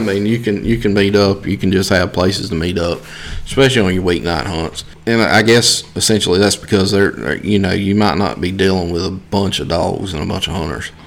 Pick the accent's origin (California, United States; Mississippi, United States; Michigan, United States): Mississippi, United States; South; I'm from South Mississippi.